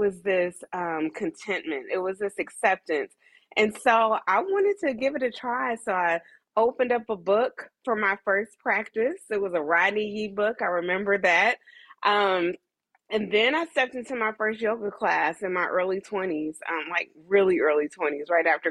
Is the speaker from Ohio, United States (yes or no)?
yes; Dayton, Ohio, United States; moved away as an adult; also born or lived in Atlanta, Georgia; now in New York, United States; I'm originally from Dayton, Ohio